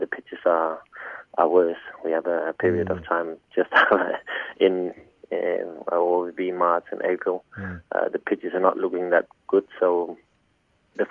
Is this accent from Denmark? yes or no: yes; Denmark; born or raised there; moved away as an adult; now in Australia